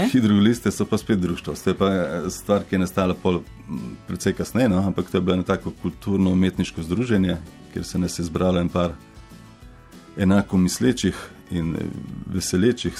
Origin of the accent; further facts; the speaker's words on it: Slovenia; also born or lived in Koper / Kamnik / China; da sem iz Slovenije